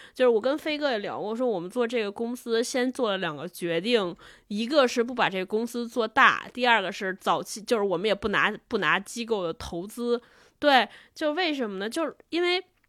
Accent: China; 我们都是中国人

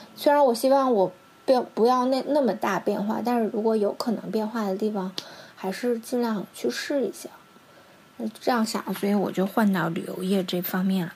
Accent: China; now in Tokyo, Japan; 因为我一直觉得外国应该对我们中国人好一点

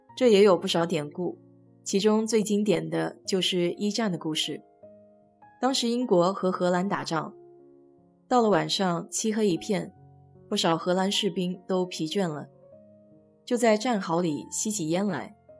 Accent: China; now in United States; 我们中国人黄历上写的一样

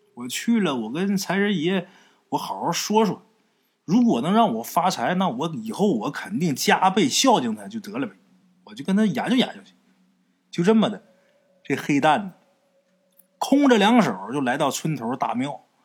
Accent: Liaoning area, China; 咱们东北也是，辽宁那一带我老家也是这样啊

